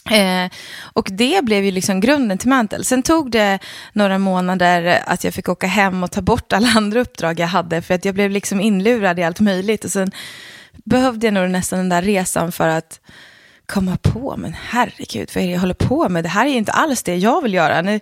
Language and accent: Swedish; Leksand, Dalarna County, Sweden; Ja, precis. Jag är från Leksand. Men man hör inte det.